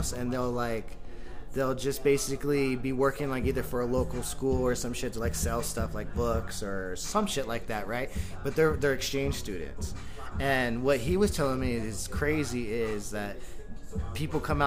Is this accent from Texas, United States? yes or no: no; San Diego, California, United States; now in New Mexico, United States; growing up in San Diego